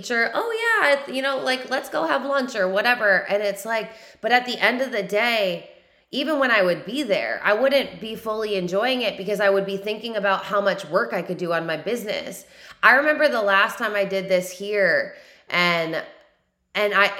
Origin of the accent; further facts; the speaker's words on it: New York, United States; now in South Carolina, United States; I'm from New York, but even in New York, I had the highest work ethic